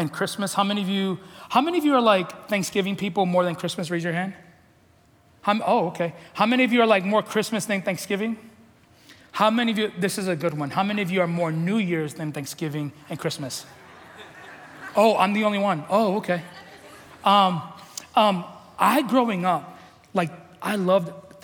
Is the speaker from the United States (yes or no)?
yes; New York City, New York, United States; I grew up in the Bronx